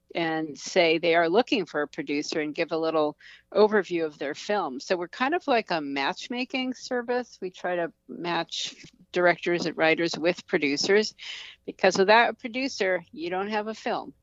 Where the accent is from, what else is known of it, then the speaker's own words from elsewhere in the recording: United States; as an American